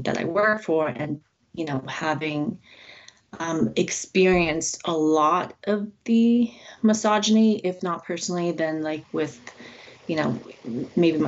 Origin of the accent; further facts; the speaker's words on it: Toronto, Ontario, Canada; also born or lived in China; I was born in China. I moved to Toronto when I was about 5, but yeah, it's my main home.